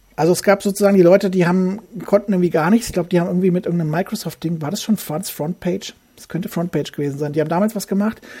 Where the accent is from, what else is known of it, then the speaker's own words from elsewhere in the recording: Hesse, Germany; moved away as an adult; now in Saxony, Germany; bin ein Hesse, ein Geborener, wohne seit ähm, über 20 Jahren in Sachsen